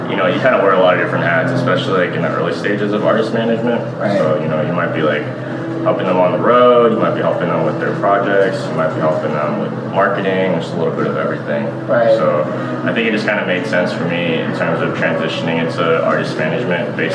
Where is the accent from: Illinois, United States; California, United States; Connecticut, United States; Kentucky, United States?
California, United States; San Diego; I was born and raised in North Park. Um, lived here all my life, so.